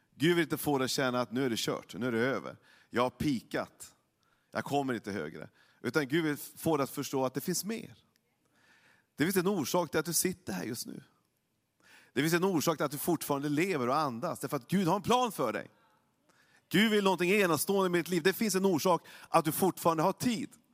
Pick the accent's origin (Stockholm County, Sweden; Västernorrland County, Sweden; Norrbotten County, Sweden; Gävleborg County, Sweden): Norrbotten County, Sweden; Norrland, by the Lule River; Jag kommer uppifrån Norrland, så att jag har ju varit vid Sveriges näst största älv hela livet och skridskor hela livet, eller sen när jag var, när jag var liten i alla fall. Luleälv